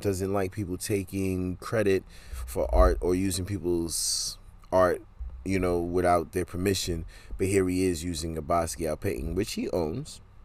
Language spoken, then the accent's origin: English; New York City, New York, United States; That's my hometown. That's my hometown right there, New York City.